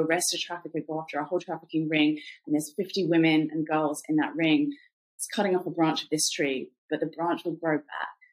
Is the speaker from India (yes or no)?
no; England, United Kingdom; accent: British; moved away as an adult; also born or lived in Cambodia; now in United States; I'm from England originally